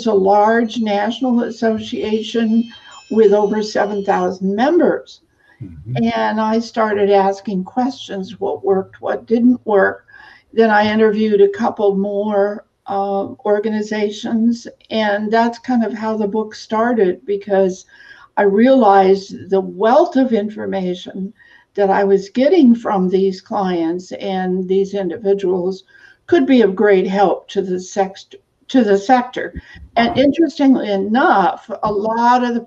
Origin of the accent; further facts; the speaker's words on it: Eastern Oregon, United States; I actually grew up on a farm / ranch in Eastern Oregon